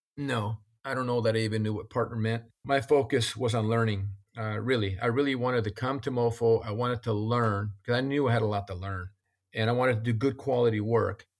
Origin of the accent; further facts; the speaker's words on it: Northern California, United States; I was from Northern California, that I knew I wanted to go home